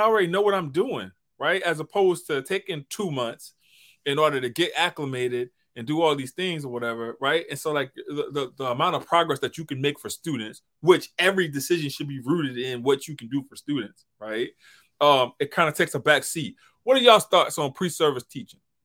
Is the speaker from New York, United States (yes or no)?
no; St. Tammany Parish, Louisiana, United States; I'm from Saint Tammany Parish